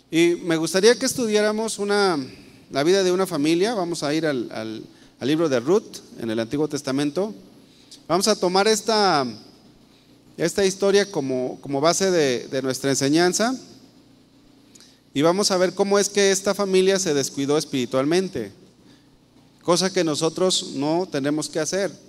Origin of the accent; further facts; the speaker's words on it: Guadalajara, Jalisco, Mexico; yo creo que la mayoría de los que estamos aquí somos de aquí de Guadalajara y tenemos nuestro trabajo aquí en Guadalajara.